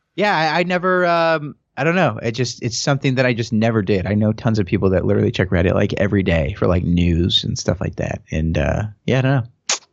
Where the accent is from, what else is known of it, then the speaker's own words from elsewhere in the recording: St. Louis, Missouri, United States; moved away; I'm from Saint Louis originally, um, and I went to film school there